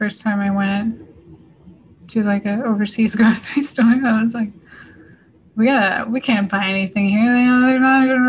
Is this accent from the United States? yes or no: no; Scotland, United Kingdom; I think it's just also part of being Scottish. They love to laugh.